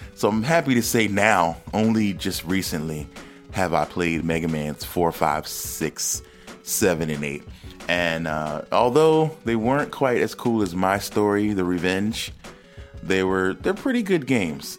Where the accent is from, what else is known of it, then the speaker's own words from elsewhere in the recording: East Coast, United States; moved away; I was a kid from the East Coast